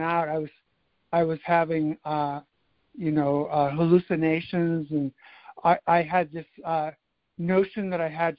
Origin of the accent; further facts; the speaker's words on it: California, United States; also born or lived in Midwest; now in Washington, D.C., United States; my family moved to California